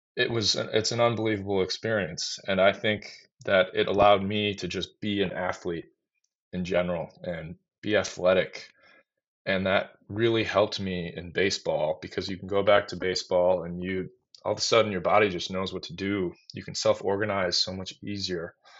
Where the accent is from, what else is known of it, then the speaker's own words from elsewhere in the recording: Waukesha, Wisconsin, United States; in my backyard here in Waukesha